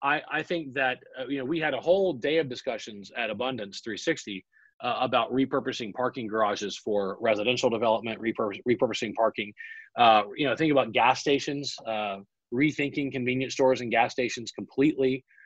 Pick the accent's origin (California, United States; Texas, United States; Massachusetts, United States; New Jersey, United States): Texas, United States; I still have a big truck and a big dog. And yes, I have all those things. I'm very Texan.